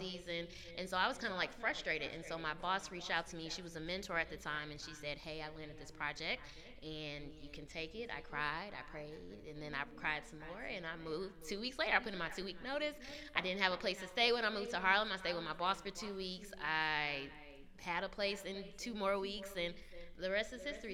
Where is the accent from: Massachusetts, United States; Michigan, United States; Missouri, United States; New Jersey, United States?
Michigan, United States; Detroit; moved away as an adult; also born or lived in Washington, D.C.; now in New York, United States; I'm originally from Detroit, Michigan